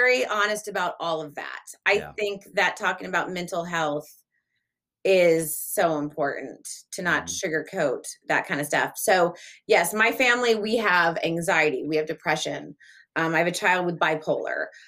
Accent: Laguna Beach, California, United States; also born or lived in Delaware / Los Angeles; I grew up in Orange County, mainly. I was born in Delaware, moved when I was a baby.

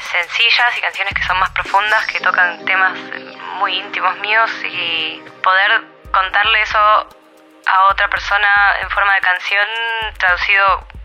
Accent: Buenos Aires, Argentina; now in Berlin, Germany; Soy de Buenos Aires, vivo en Berlín.

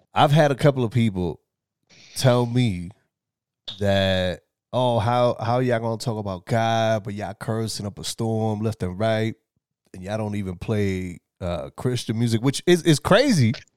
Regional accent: New York City, New York, United States; as a New Yorker, as, you know, as a young man

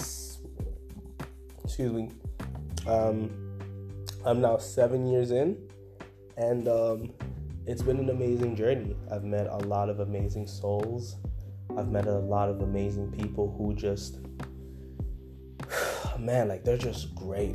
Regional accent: Windsor, Ontario, Canada; also born or lived in Congo; I'm from Congo originally. I'm born in Congo within this lifetime. So I came from Congo, and then I came to Canada, which is where I reside. I live in Windsor, Canada. And I came here at the age of 5

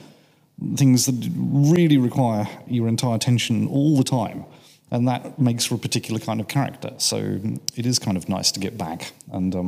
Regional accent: Norfolk, East of England, United Kingdom; born or raised there; now in Cambridge, United Kingdom

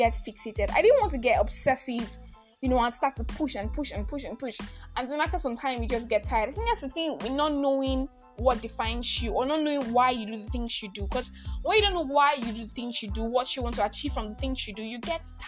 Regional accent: Nigeria; I am Christian. I am Nigerian

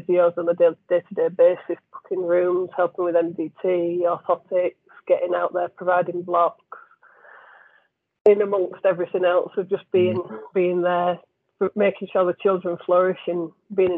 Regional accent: Leeds, Yorkshire and the Humber, United Kingdom; now in Bradford, United Kingdom; I'm from Leeds, but I live in Bradford, but I'm a Leeds lass

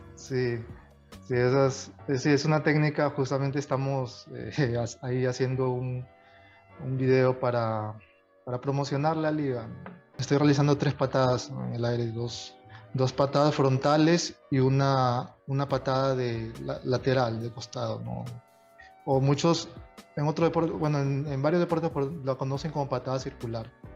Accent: Tumbes, Peru; moved away as an adult; yo regresé a, a de donde soy, de Tumbes. Bueno, eh, mis padres, mi familia es de Tumbes y yo me crié en Tumbes

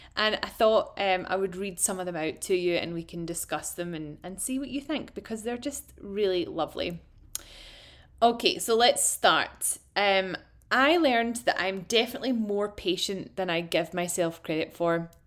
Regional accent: Ayrshire, Scotland, United Kingdom; accent: Glasgow; also born or lived in Glasgow; I'm actually from Ayrshire. I'm a Glaswegian in disguise, but I fully identify as Glaswegian.

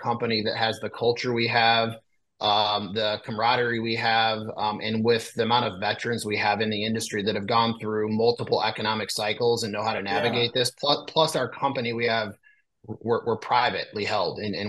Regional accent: a small town in northern Illinois, United States; also born or lived in Chicago suburbs, Illinois; I'm from a small town in northern Illinois. I'm based out of a kind of a far northwest suburb of Chicago

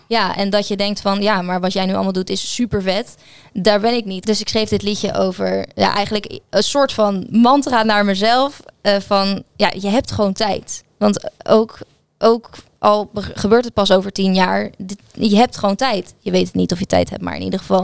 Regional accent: Gouda, South Holland, Netherlands; ik ben geboren en getogen in Gouda

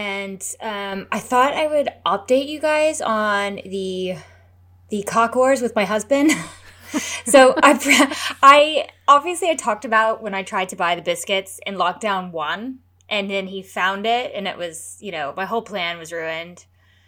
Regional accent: United States; I'm American.

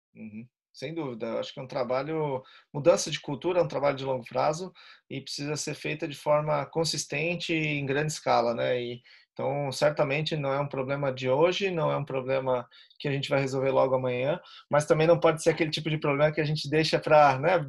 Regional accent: Florianópolis, Santa Catarina, Brazil; eu sou aqui de Florianópolis, Santa Catarina.

